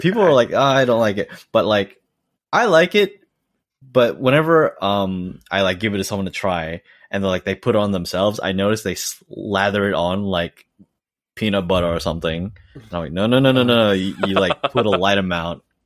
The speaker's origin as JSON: {"language": "English", "country": "Australia", "tie": "born or raised there", "moved": "as an adult", "lives_now": "Eniwa, Japan", "said": "I was fully raised in Australia"}